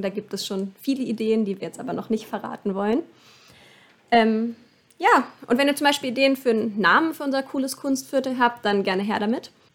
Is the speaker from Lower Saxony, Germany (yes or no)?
yes; Hanover, Lower Saxony, Germany; komme ursprünglich aus dem VCP-Bezirk Hannover